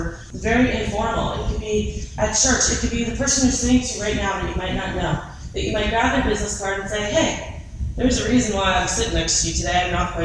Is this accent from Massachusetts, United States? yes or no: yes; Boston, Massachusetts, United States; I'm from Boston and I'm Italian and I speak fast